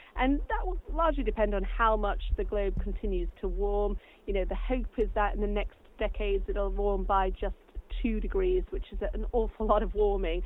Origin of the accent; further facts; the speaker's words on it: United States; now in United Kingdom; I grew up in the States.